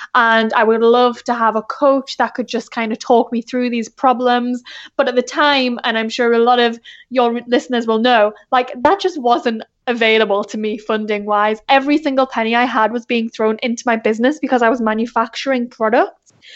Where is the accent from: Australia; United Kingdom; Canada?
United Kingdom; England; moved away as an adult; now in South Bay, United States; I'm originally from England, but I've been in the States for, like, four years now.